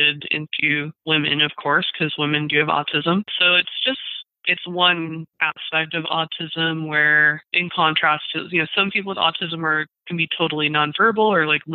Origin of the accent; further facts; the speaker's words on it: Redlands, California, United States; my hometown of Redlands, California